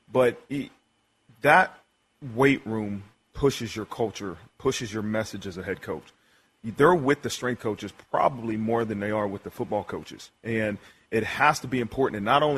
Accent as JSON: {"language": "English", "region": "Ohio", "country": "United States", "tie": "born or raised there", "said": "Yeah, I was from Ohio. My father's from Columbus, Ohio. Grew up, all I did was watch Ohio State."}